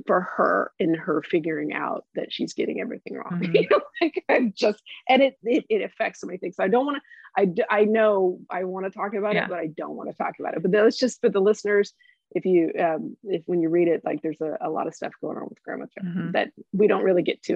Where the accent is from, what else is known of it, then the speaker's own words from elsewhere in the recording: Tulsa, Oklahoma, United States; I grew up in Tulsa and I went to the University of Oklahoma